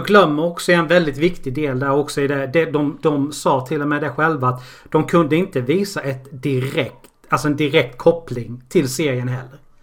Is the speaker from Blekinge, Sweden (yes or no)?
yes; Karlshamn, Blekinge, Sweden; jag kommer från Karlshamn